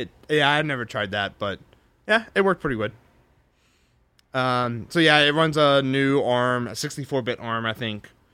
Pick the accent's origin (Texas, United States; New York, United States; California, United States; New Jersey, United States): Texas, United States; I'm a Texan.